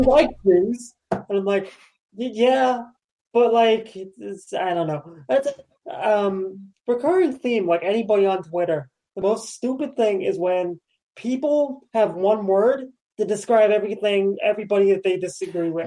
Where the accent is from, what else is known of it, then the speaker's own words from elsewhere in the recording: New York, United States; being a New Yorker